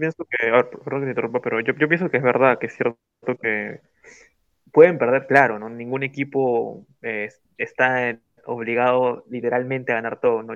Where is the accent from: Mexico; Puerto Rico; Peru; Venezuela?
Peru; yo como peruano